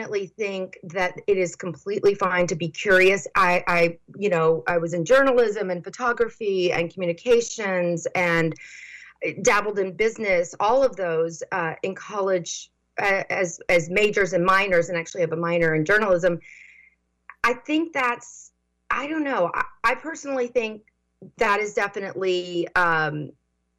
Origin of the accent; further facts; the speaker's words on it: Tennessee, United States; moved away as an adult; also born or lived in London / Silicon Valley; I'm from Tennessee